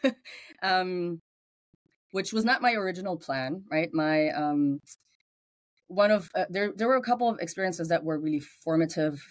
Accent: Germany; English is a second language; moved away as an adult; So English is not my first language. I grew up in Germany. So you will find the accent in the background every now and then

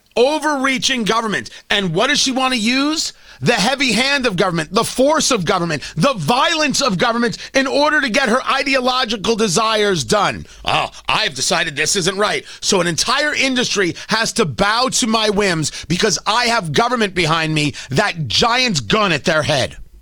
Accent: New Jersey, United States; growing up in Jersey

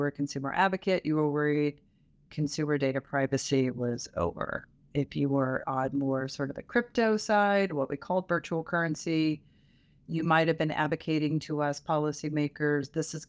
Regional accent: Louisville, Kentucky, United States; also born or lived in southeastern United States; But I hail from Louisville, Kentucky, and lived all over the southeastern United States growing up.

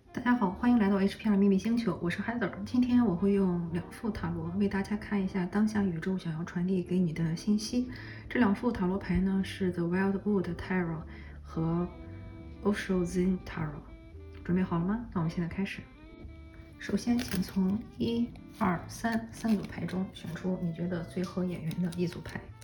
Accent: China; 我们中国人来说，春节也快要到了

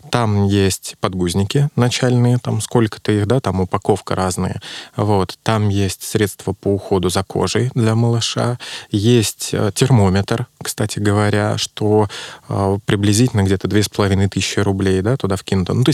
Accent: Saint Petersburg, Russia; Ну, я из Петербурга

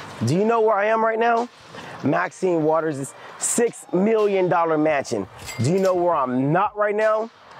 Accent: Los Angeles, California, United States; This is South LA. I was born here. I grew up on 104th Normandy.

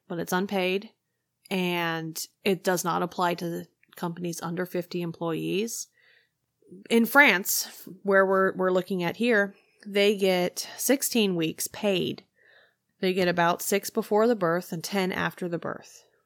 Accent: United States; as an American

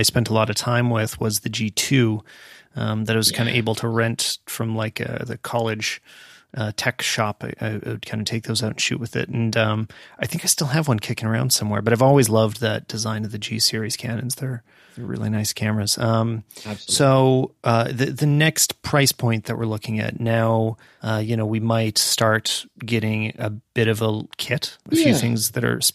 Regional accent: Canada; we are Canadian

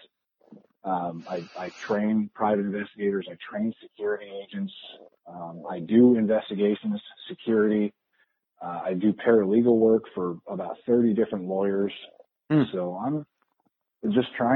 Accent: Pacific Northwest, United States; I'm from the Pacific Northwest

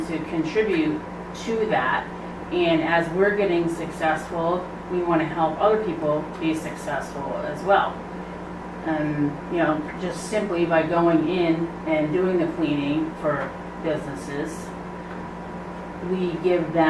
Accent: Connecticut, United States; now in New Hampshire, United States; I grew up in Connecticut. And I've been in New Hampshire for over 20 years now

